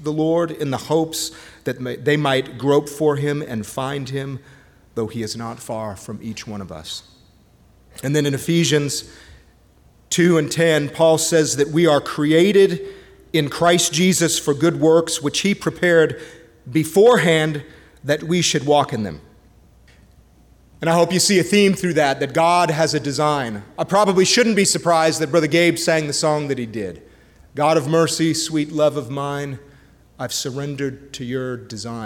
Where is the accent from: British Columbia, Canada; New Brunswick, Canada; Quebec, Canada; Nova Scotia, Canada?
Quebec, Canada; Montreal; I was born and raised up in Canada, in Montreal.